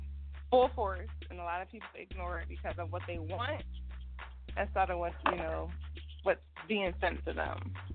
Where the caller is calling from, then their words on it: Philadelphia, Pennsylvania, United States; I'm calling from Philly.